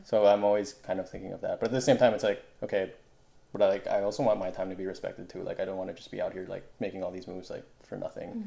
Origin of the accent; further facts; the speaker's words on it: Manila, Metro Manila, Philippines; moved away; how I grew up in Manila. So like leaving leaving that environment and coming here